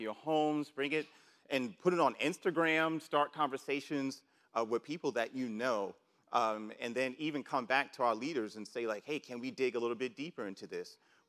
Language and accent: English; New York City, New York, United States; And where I grew up in New York City, and I'm sure for a lot of you, you were seeing people just, you know, robbing other people, stuff like that, like back in the 80s.